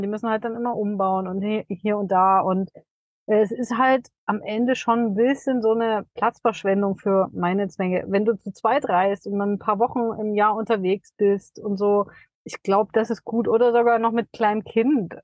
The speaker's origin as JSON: {"language": "German", "town": "Dresden", "region": "Saxony", "country": "Germany", "tie": "born or raised there", "said": "es ist auch Dresden genau richtig, weil das einfach meine Heimat ist"}